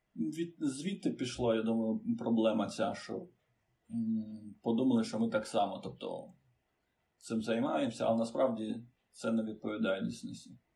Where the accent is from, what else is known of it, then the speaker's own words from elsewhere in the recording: Chișinău, Moldova; Ukrainian is a second language; moved away as an adult; now in Ukraine; Народився в Молдові Кишиневі